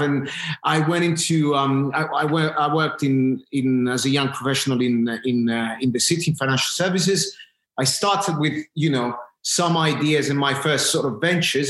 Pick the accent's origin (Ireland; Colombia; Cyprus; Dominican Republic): Cyprus; moved away as an adult; now in London, United Kingdom; I'm from Cyprus originally. I, I I've lived my you know my initial my first years in Cyprus. Uh, went to school there, and then I came.